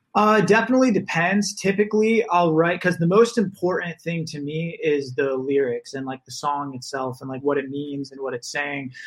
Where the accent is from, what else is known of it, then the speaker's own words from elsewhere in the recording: Naples, Florida, United States; moved away as an adult; also born or lived in Boston; now in Los Angeles, United States; I am from Florida, grew up in Naples